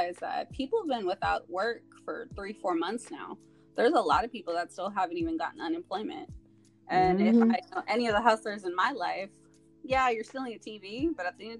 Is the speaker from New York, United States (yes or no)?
no; San Diego, California, United States; I am born and raised in San Diego